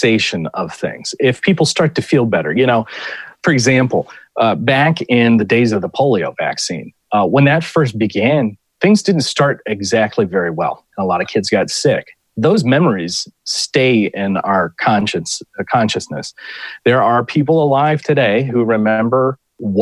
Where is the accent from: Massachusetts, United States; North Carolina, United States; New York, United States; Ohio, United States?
Ohio, United States; In my own home state of Ohio